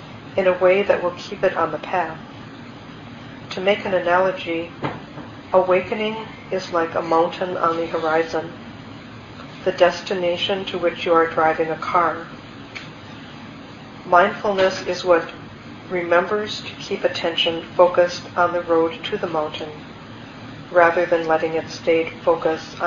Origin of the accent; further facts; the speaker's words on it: Minnesota, United States; I grew up in Minnesota